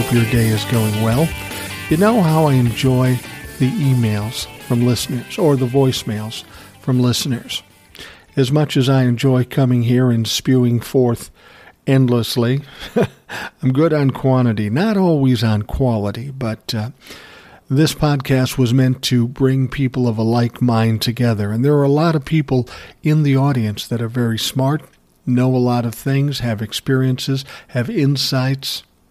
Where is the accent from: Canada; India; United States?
United States; Louisville, Kentucky; I am from Louisville originally, and I've known the Greenbergs my entire life.